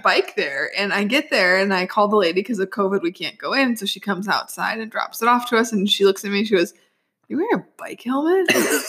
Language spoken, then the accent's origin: English; Bettendorf, Iowa, United States; moved away as an adult; also born or lived in Waterloo, Iowa / Chicago; So I lived in Iowa twice, actually. I was born in Waterloo, Iowa. And then we moved back and I did middle school and high school here in Bettendorf.